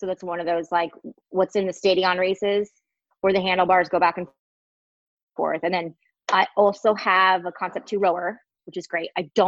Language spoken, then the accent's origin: English; Washington, United States; now in California, United States; I grew up in Washington State